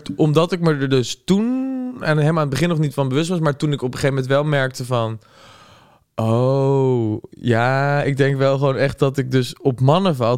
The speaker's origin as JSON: {"language": "Dutch", "town": "Gouda", "region": "South Holland", "country": "Netherlands", "moved": "yes", "lives_now": "Amsterdam, Netherlands", "said": "in Gouda kom of zo, waar ik vandaan kom"}